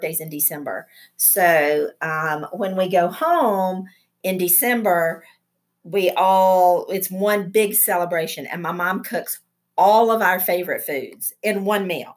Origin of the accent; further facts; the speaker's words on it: Burnsville, North Carolina, United States; moved away; My hometown is a little town in the mountains of North Carolina in Yancey County called Burnsville